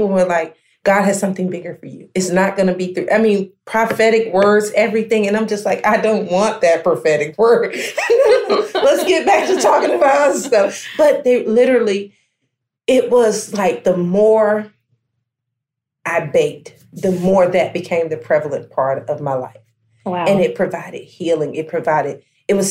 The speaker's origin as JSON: {"language": "English", "town": "Americus", "region": "Georgia", "country": "United States", "tie": "born or raised there", "lives_now": "McDonough, United States", "said": "my initial location was in Americus, Georgia, which is my hometown"}